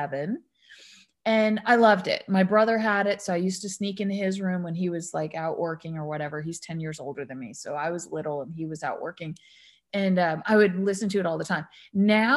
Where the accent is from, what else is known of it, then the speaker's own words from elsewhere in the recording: United States; I'm American or raised American